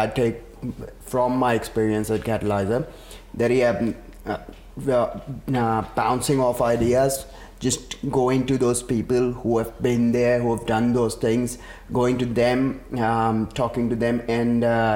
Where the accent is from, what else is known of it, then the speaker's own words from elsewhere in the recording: Karachi, Sindh, Pakistan; now in Australia; I'm from Karachi originally, Pakistan. So we pretty much had water issues all our lives.